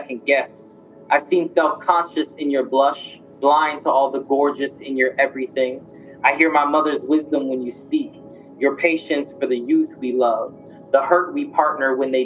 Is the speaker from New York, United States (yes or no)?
no; Jacksonville, Florida, United States; moved away as an adult; also born or lived in Richmond / Leeds, England; I was from Jacksonville, Florida.